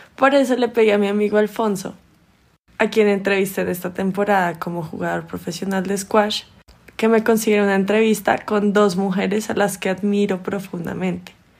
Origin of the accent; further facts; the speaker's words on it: Bogotá, Colombia; moved away as an adult; also born or lived in Hartford, Connecticut, United States; Tengo 31 años y soy de Bogotá